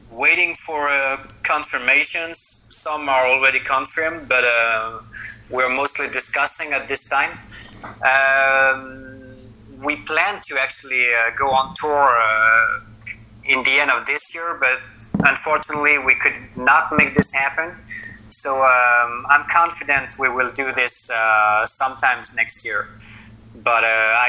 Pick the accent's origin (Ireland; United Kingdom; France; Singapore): France; moved away as an adult; now in Sweden; we are from France, but I moved away like 7 years ago, and now I live in Sweden.